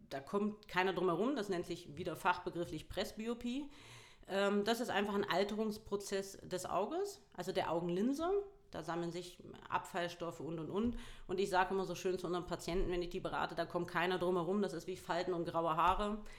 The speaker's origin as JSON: {"language": "German", "region": "Harz", "country": "Germany", "said": "Also egal, ich habe auch bin zwölfmal umgezogen, das heißt ganz ursprünglich komme ich eigentlich aus dem Harz."}